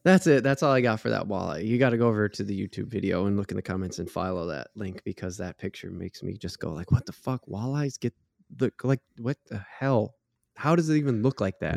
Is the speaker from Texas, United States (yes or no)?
no; Minnesota, United States; being a Minnesotan